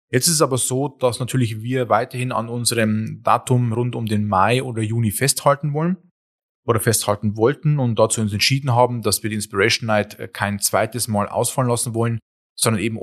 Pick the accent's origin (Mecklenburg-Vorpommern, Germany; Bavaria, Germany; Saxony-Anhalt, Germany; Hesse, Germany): Bavaria, Germany; Wir kommen ja auch aus Ostbayern.